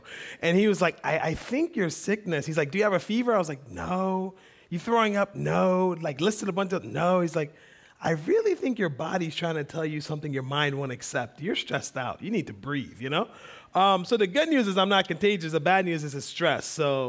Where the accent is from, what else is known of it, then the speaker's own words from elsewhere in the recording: Liberia; now in United States; I grew up in Liberian Baptist, which I learned is very different than Black American Baptist, which when I came to America, I learned is very different than Southern Baptist